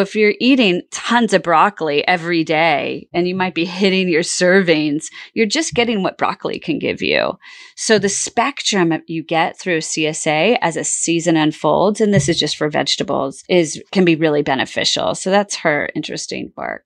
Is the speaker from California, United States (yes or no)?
yes; California, United States; moved away; also born or lived in Bermuda; I grew up in California